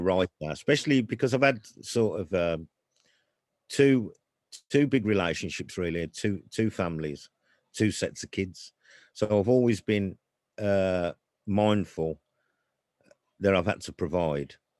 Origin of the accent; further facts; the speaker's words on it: Birmingham, West Midlands, United Kingdom; also born or lived in Kingshurst; I'm from Chelmsleywood, Birmingham. Brought up there in the sixties and seventies.